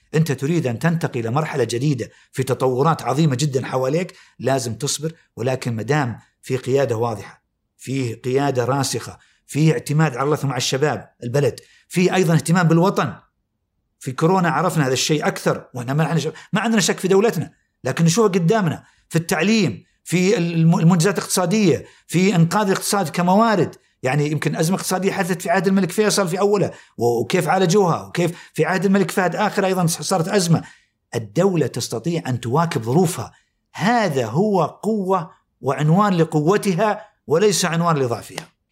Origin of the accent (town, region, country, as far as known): Saudi Arabia